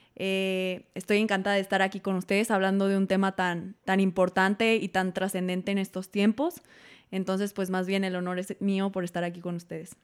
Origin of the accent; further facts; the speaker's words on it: Mexico; como mexicanos tenemos